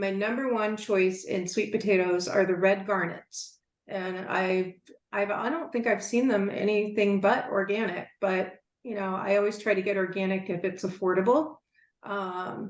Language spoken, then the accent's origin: English; the South, United States; I'm from the South, so we make a cornbread dressing every year